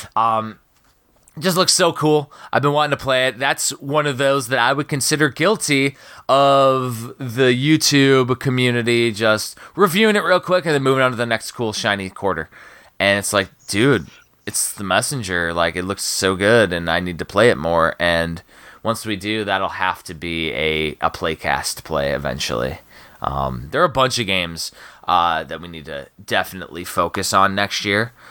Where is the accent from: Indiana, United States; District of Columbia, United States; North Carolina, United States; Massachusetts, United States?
Indiana, United States; Chicagoland, Northwest; moved away; also born or lived in Maryland; I grew up in Chicagoland, Northwest Indiana.